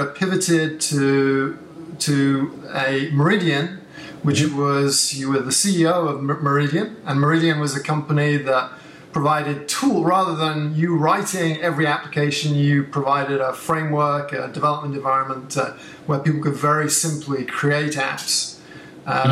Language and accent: English; England, United Kingdom; I come from England